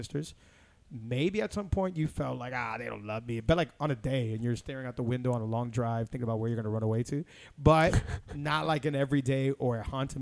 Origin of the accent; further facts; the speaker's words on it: Miami, Florida, United States; first language English; also born or lived in Hialeah, Florida; I was born here. Born and raised in Miami, Florida. Been here my whole life